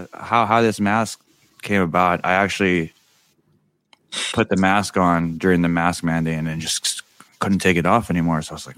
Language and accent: English; California, United States; Yeah, I mean, we're all from California, so I felt like we all kind of were affected by the rain